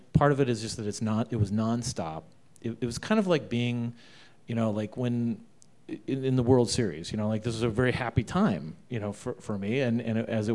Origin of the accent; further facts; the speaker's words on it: Arizona, United States; moved away; I'm from Arizona